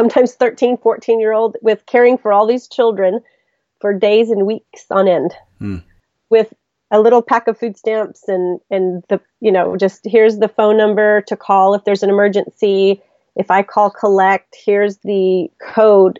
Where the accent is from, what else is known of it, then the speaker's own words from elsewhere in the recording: Mexico; now in United States; I was born in Mexico, I have a Mexican birth certificate. I say I'm more Mexican than most Mexicans I know